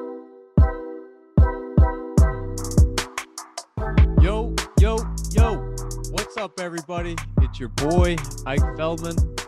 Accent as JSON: {"language": "English", "town": "Ronkonkoma", "region": "New York", "country": "United States", "tie": "born or raised there", "said": "I grew up in Ronkonkoma"}